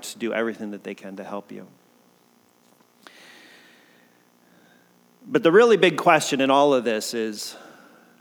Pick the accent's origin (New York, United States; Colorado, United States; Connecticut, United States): Connecticut, United States; moved away as an adult; also born or lived in Kodiak, Alaska; now in Oregon, United States; I grew up in Connecticut, that I'm from the East Coast